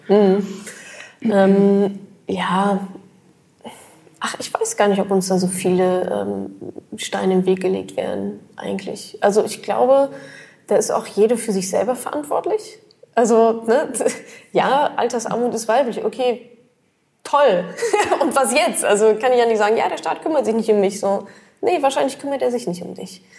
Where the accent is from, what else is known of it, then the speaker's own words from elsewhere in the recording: Germany; wir Deutsche